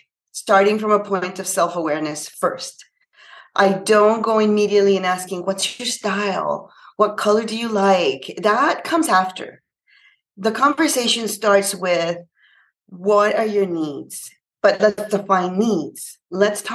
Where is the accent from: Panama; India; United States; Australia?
Panama; now in Canada; I'm actually from Panama. It's a little country in Central America, and I'm based in Canada